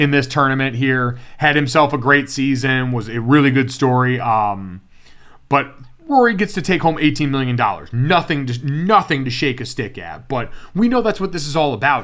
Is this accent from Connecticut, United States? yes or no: yes; Connecticut, United States; I watched that UConn program when it was really good growing up in Connecticut